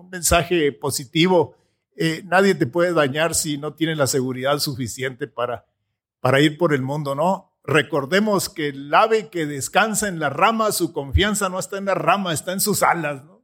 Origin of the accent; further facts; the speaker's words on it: Sierra de Chihuahua, Mexico; also born or lived in Palomas, Chihuahua; yo trabajaba de becerrero con mis papás en un rancho en la sierra de Chihuahua